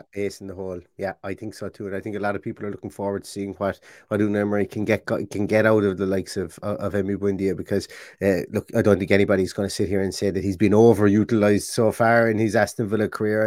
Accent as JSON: {"language": "English", "country": "Ireland", "accent": "Irish", "said": "being Irish"}